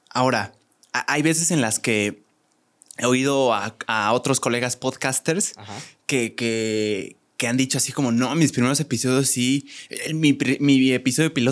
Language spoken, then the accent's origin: Spanish; Querétaro, Mexico; ya siendo de Querétaro, somos provincia.